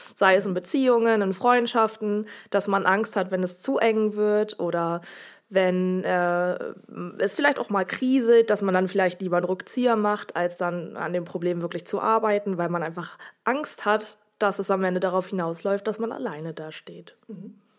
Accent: Oldenburg, Lower Saxony, Germany; ich komme auch aus Oldenburg

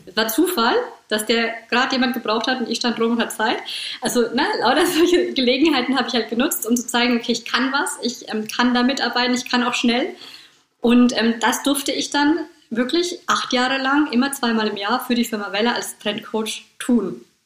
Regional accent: Bad Kissingen, Bavaria, Germany; bei uns in Bad Kissingen

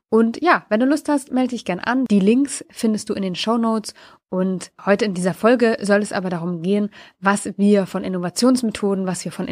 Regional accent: Lower Saxony, Germany; war ich für einen Tag in meiner alten Heimat, nämlich in der Nähe von Wolfsburg.

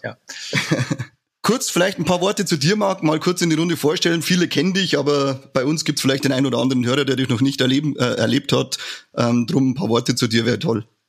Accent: Bavaria, Germany; wir sind ja aus Bayern

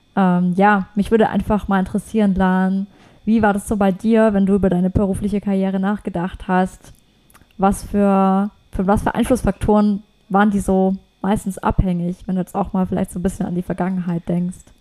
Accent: Germany; bei uns in Deutschland

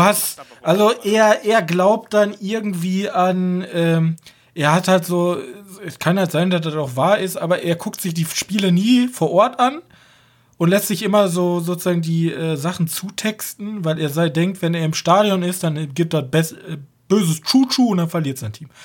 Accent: Germany; als Deutscher

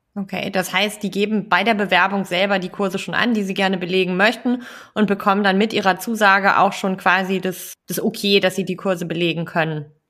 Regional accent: Kiel, Schleswig-Holstein, Germany; meine Heimatstadt, Kiel

